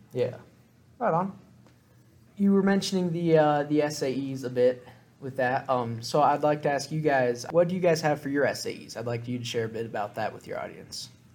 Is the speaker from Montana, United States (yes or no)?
yes; Gallatin County, Montana, United States; we're from the Gallatin County